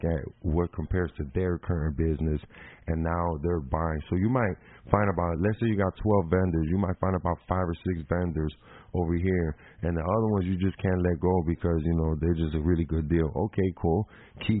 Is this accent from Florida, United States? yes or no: no; Chicago, Illinois, United States; born in Chicago, Illinois